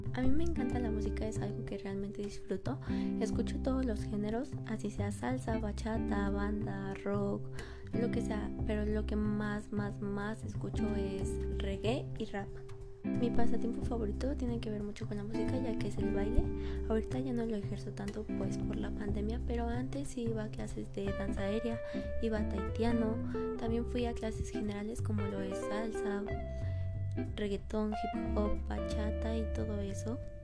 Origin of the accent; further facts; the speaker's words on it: Mexico City, Mexico; Nací en la Ciudad de México.